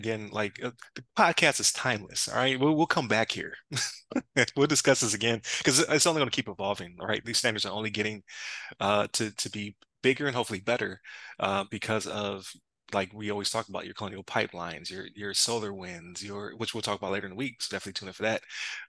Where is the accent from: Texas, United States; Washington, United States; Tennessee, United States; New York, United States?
New York, United States; Buffalo; But as a like you said, from Buffalo, like they say I'm from South Canada, right?